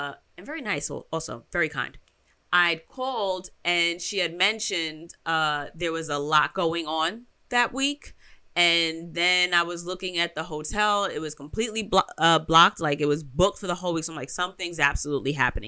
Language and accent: English; New York, United States; I'm from New York